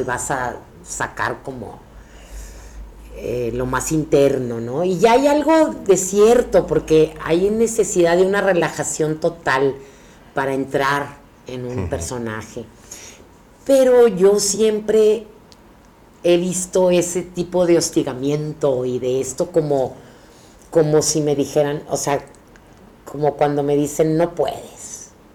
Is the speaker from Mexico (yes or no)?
yes; Monterrey, Nuevo León, Mexico; moved away as an adult; now in Mexico City, Mexico; yo soy actriz de Regiomontana y me vine a México